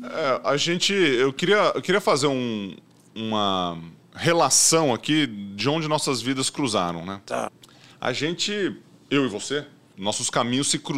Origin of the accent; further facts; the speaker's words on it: Ituverava, São Paulo, Brazil; Eu vim do interior de São Paulo, lá de Tuverava, né? Nadei para o Franca e São Carlos antes de chegar aqui no Pinheiros.